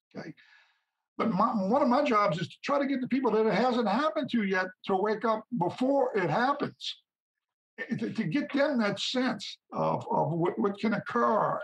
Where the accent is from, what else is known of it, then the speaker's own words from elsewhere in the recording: St. Bernard Parish, Louisiana, United States; my hometown, St. Bernard Parish, Louisiana